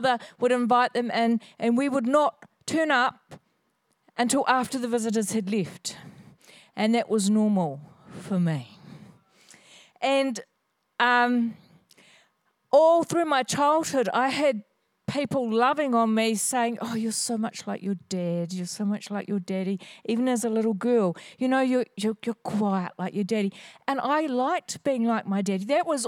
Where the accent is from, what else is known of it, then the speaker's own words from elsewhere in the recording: Hawesville, Kentucky, United States; So I was raised in Hawesville in this area, and we had a market garden up the road just a little bit.